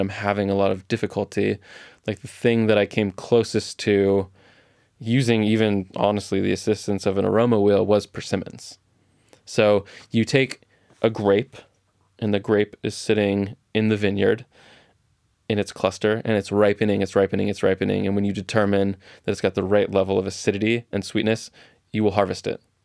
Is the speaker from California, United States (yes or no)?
yes; Orange County, California, United States; I grew up in Orange County, so I have very distinct memories of strawberries, 'cause there's strawberry fields everywhere in South Orange County